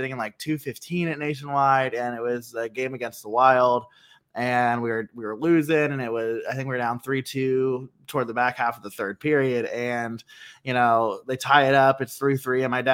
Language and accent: English; Columbus, Ohio, United States; never having a team like in my hometown